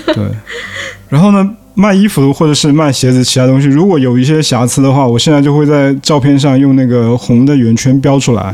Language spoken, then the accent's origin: Chinese; Fuzhou, Fujian, China; moved away; 我就是福州人